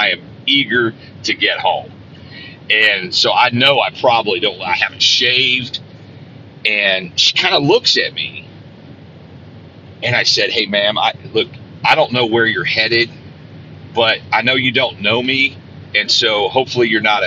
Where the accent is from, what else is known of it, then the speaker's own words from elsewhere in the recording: Centerville, Indiana, United States; I was in Stuckey's in Centerville, Indiana, my hometown